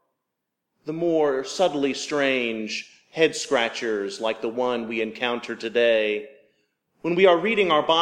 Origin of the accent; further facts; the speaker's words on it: the South, United States; I was raised in the South